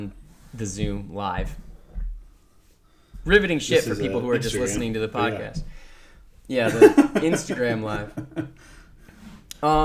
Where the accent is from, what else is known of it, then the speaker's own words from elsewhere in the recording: Midwest, United States; we're from the Midwest